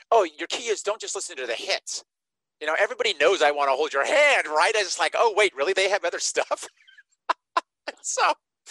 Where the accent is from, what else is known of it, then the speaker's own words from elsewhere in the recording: Nevada, United States; I grew up in Nevada